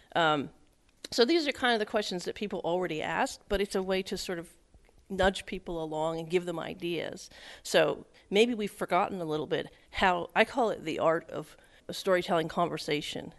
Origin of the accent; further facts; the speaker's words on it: rural Pennsylvania, United States; also born or lived in Westchester, New York; now in Edinburg, United States; I grew up in rural Pennsylvania